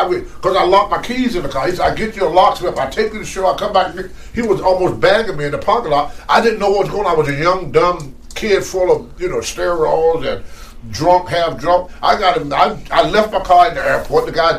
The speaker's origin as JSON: {"language": "English", "town": "Clifton Forge", "region": "Virginia", "country": "United States", "tie": "born or raised there", "said": "Everybody in Lowmore and Clifton Ford in my hometown, they know about this."}